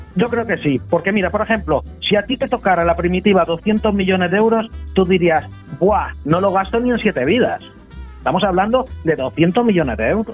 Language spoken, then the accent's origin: Spanish; Spain; los españoles somos también muy buenos en justificarnos